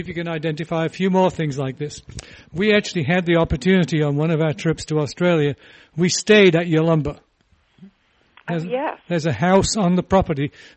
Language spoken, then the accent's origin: English; England, United Kingdom; moved away; When I was growing up in England